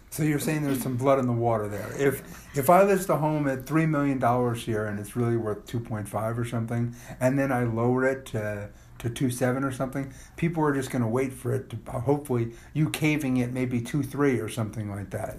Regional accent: Rye, New York, United States; We could obviously walk to Rye Country and in town too

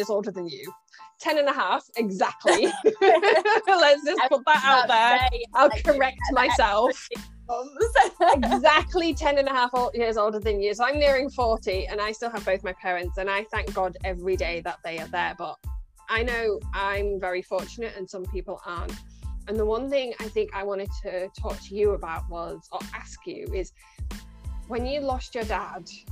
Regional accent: Scunthorpe, Yorkshire and the Humber, United Kingdom; moved away as an adult; now in Birmingham, United Kingdom; you bring me back to good old Scunny. My accent will get stronger the more I talk

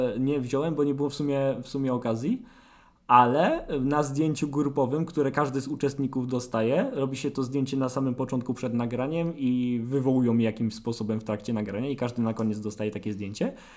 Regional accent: Sosnowiec, Silesian Voivodeship, Poland; jestem z Sosnowca, jestem yy, dziennikarzem

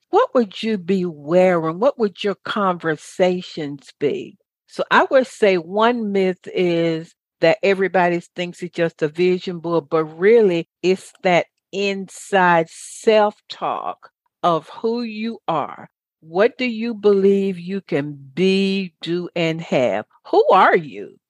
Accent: the South, United States; I grew up in a good old Baptist church. I'm from the South

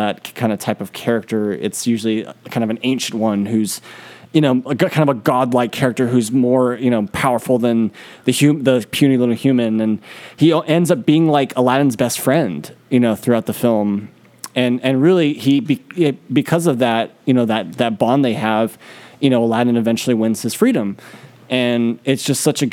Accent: San Francisco, California, United States; the city we're from, North Beach.

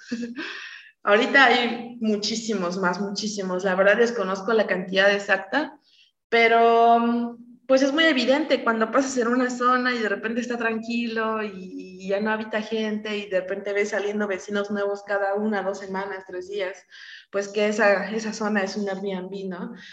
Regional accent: Oaxaca, Mexico; tenemos que estar ahí siendo oaxaqueños

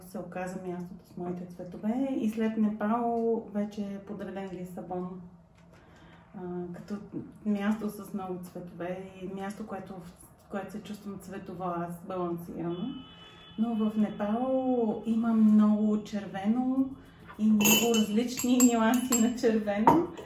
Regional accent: Sofia, Sofia City, Bulgaria; Родена съм в София. Този град е моят град.

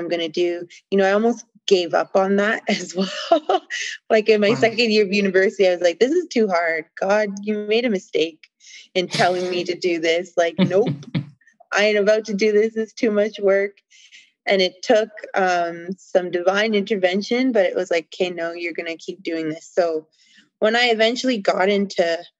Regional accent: Canada; I'm from Canada

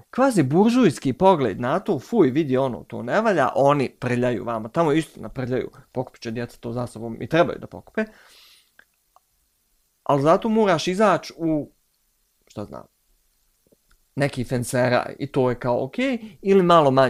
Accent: Tuzla, Federation of Bosnia and Herzegovina, Bosnia & Herzegovina; strašno volim Tuzla, ja sam iz Tuzle.

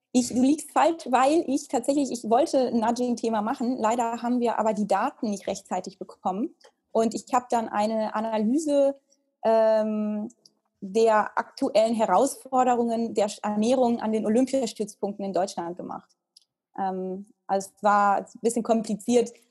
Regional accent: Italy; moved away as an adult; also born or lived in United States; now in Germany; ich bin ja in Italien aufgewachsen

